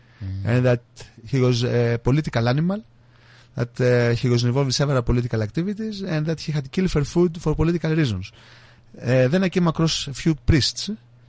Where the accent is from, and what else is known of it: Greece; English is a second language; moved away as an adult; now in England, United Kingdom